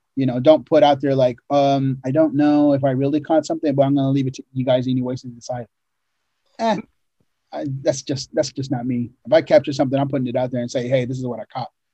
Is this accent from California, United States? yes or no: no; Oregon, United States; growing up in Oregon, you know, we lived in a ranch way up in the mountains